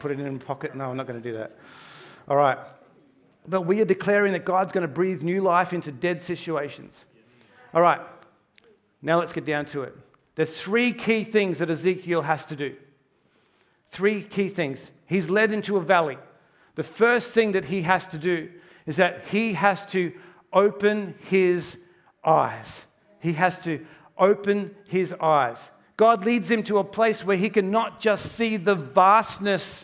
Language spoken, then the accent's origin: English; Townsville, Queensland, Australia; moved away; I grew up in Townsville, North Queensland. I did all my primary school up there.